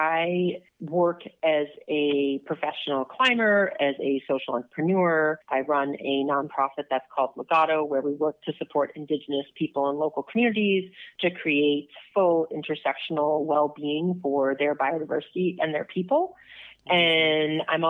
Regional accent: Minnesota, United States; I grew up in Minnesota

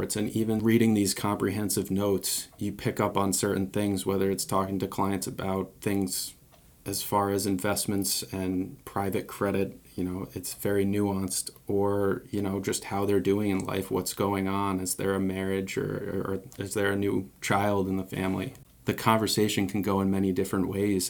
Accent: Mystic, Connecticut, United States; now in Newport, United States; I grew up in Mystic, always lived on the water

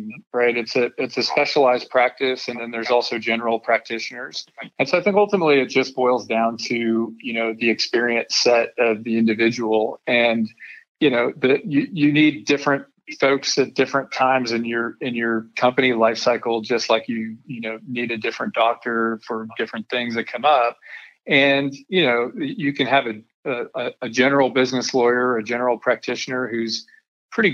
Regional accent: Denver, Colorado, United States; now in Texas, United States; I grew up in Denver, Colorado, so that makes me a mountain boy.

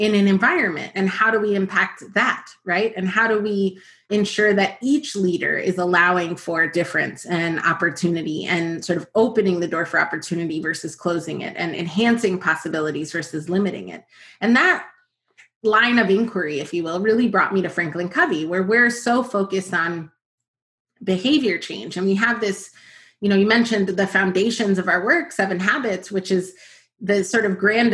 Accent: New York, United States; also born or lived in New Jersey / Dominican Republic (ancestry); I am from New York. My family is from the Dominican Republic. So I'm a first generation American and was born in Washington Heights in New York and sort of split my time between New York and New Jersey.

